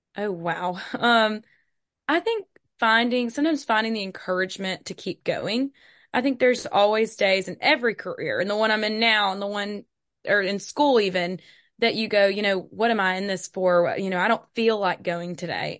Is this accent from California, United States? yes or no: no; Hattiesburg, Mississippi, United States; also born or lived in Starkville, Mississippi; I'm from Hattiesburg, Mississippi